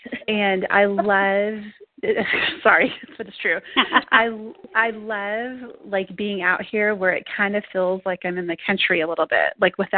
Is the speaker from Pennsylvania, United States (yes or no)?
no; Texas, United States; moved away; I come from Texas.